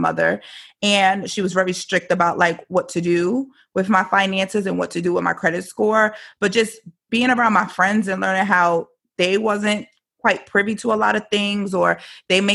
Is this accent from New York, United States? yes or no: yes; New York City, New York, United States; moved away; I'm from New York originally